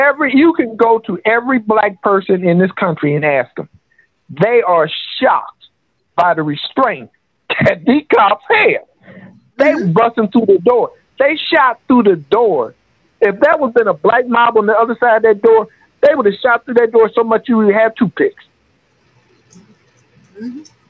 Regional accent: United States; as an American

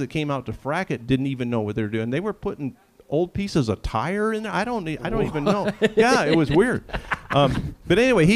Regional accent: Illinois, United States; I was a Yankee. I grew up in Illinois

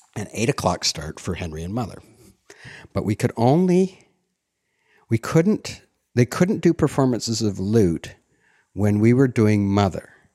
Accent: Ottawa, Ontario, Canada; born or raised there; also born or lived in Montreal; now in Toronto, Canada

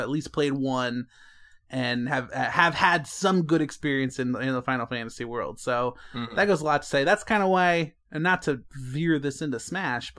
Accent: Las Vegas, Nevada, United States; I'm from the Vegas.

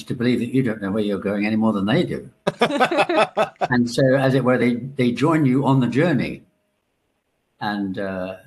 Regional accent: Ireland; I'm Irish

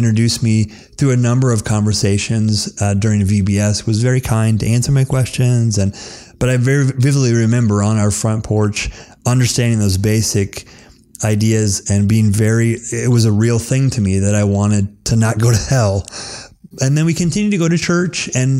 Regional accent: Nebraska, United States; moved away as an adult; also born or lived in Shanghai, China; now in Minnesota, United States; Yeah, so I'm from Nebraska originally.

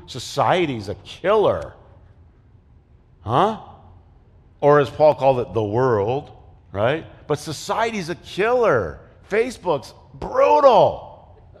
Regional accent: Flint, Michigan, United States; I played basketball growing up in Flint

